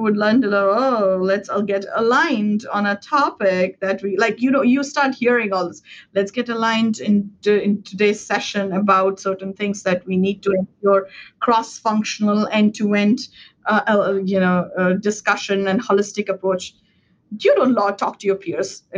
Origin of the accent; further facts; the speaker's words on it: India; English is a second language; moved away as an adult; now in United States; when I was growing up in India